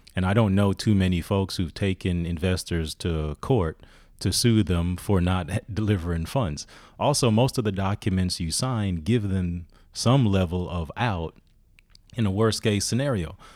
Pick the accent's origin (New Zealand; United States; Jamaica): Jamaica; I'm from Jamaica